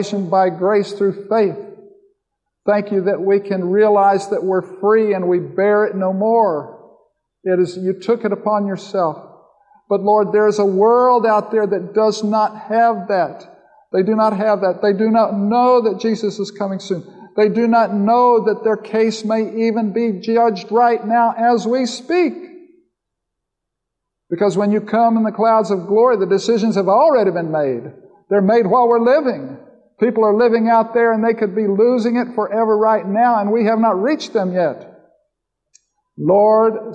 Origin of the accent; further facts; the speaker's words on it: Florida, United States; I grew up in Florida as a little boy